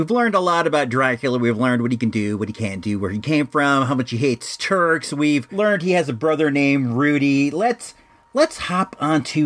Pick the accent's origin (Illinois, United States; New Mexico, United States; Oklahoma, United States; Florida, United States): Illinois, United States; moved away; I was born in Illinois